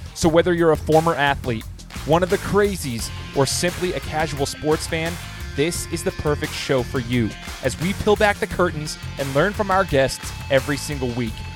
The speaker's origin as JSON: {"language": "English", "area": "Treasure Valley", "region": "Idaho", "country": "United States", "tie": "born or raised there", "said": "born and raised in the Treasure Valley"}